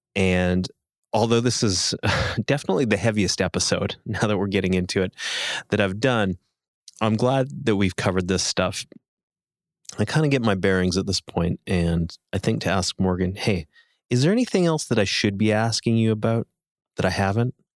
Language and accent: English; Canada